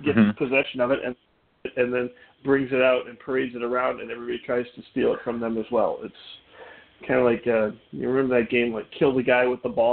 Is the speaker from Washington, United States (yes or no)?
no; Minneapolis, Minnesota, United States; also born or lived in Bloomington, Minnesota / Northfield, Minnesota / Philadelphia; I grew up near Minnehaha Falls till I was about 12 years old, and then they closed my elementary school and we moved to Bloomington